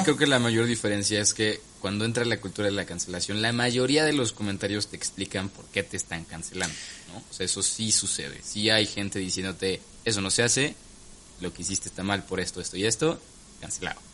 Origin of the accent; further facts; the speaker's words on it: Mexico; Nosotros como mexicanos